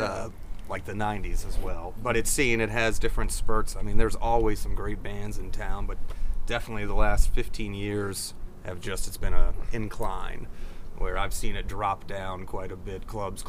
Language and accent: English; Western Hanover County, Virginia, United States; And I just grew up in Western Hanover, so about 25, 30 miles from the city. So I've been here my whole life in the area.